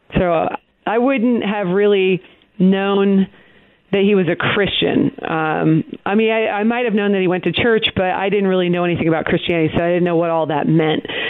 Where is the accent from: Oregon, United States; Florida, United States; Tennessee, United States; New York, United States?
Oregon, United States; Portland; now in Texas, United States; I grew up in the Pacific Northwest. Um, I'm from Portland, Oregon